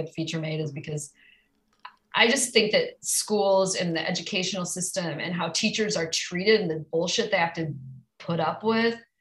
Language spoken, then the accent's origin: English; Minnesota, United States; I'm from Minnesota.